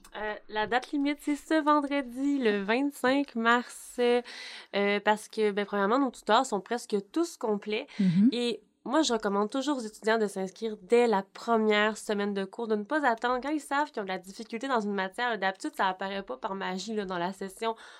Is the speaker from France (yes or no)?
no; Baie-Comeau, Quebec, Canada; J'ai fait mes stages ici au Cégep de Bécomo parce que je viens de Bécomo